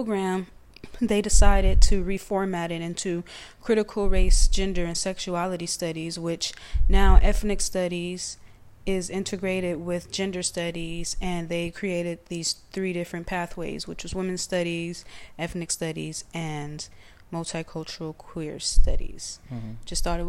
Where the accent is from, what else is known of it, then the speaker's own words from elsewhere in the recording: Los Angeles, California, United States; And, you know, I'm coming from South Central, so I am basically a, you know, a student of ….